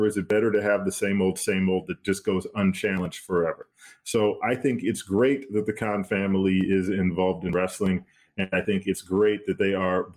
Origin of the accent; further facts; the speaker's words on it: Detroit, Michigan, United States; I'm from Detroit